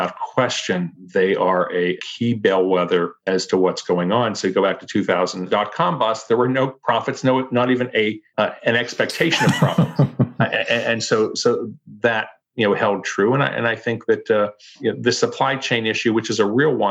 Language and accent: English; Pittsburgh, Pennsylvania, United States; I grew up in Pittsburgh, Pennsylvania